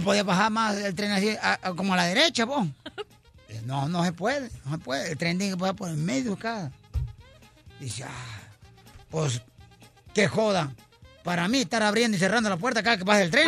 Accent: Jalisco, Mexico; now in United States; Soy de Jalisco

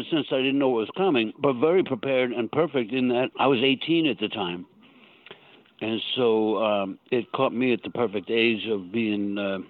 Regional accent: Long Island, New York, United States; also born or lived in Southern Illinois; I grew up on Long Island.

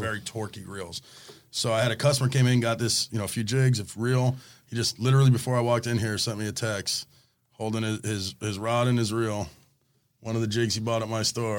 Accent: Coral Springs, Florida, United States; I grew up in Coral Springs

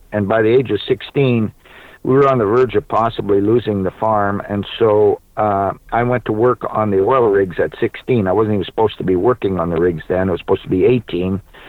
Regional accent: Manitoba, Canada; born there; Well, I was born in Manitoba. My mother was Canadian.

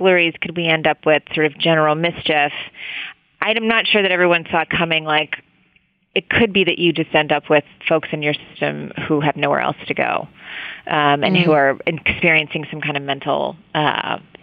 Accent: West Virginia, United States; now in New York City, United States; I'm from West Virginia, so I grew up, like, in a coal state

